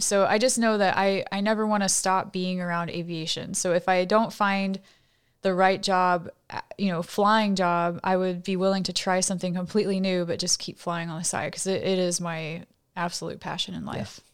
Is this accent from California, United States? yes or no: no; College Station, Texas, United States; moved away as an adult; I grew up in College Station, Texas, uh, which is home of Texas A&M University.